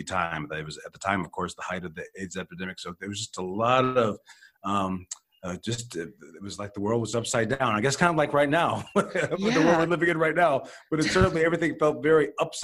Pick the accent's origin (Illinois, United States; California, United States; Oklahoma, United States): Illinois, United States; Chicago; I was born and raised in Chicago